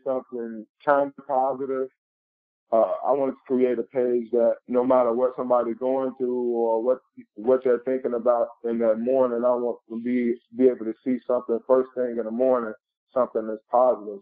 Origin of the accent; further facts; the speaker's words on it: Chicago, Illinois, United States; I was born and raised in Chicago, Illinois, on the west side